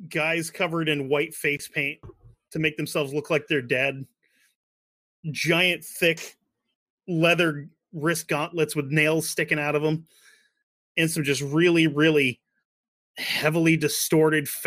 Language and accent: English; Sweden; English is a second language; being a Swede, I think being Swedish and being Canadian is kind of the same thing